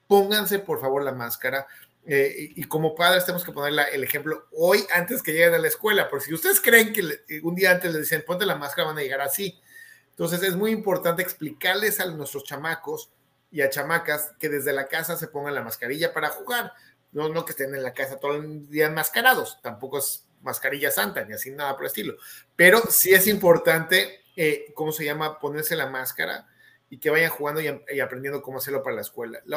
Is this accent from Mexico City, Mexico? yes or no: yes; Mexico City, Mexico; soy de la Ciudad de México, esto todo mi pasado también